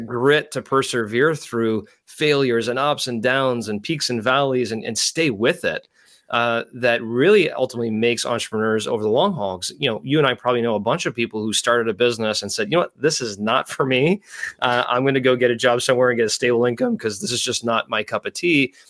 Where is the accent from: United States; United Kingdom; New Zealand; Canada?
Canada; growing up in Canada